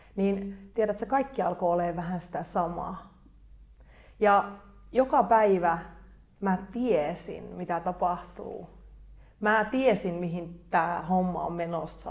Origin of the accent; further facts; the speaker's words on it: Kokkola, Central Ostrobothnia, Finland; moved away as an adult; also born or lived in New Jersey, United States; now in London, United Kingdom; Mä alun perin kotoisin Kokkolasta, Keski-Pohjanmaalta ja mä oon nykyään asunut Lontoossa melkein seitsemän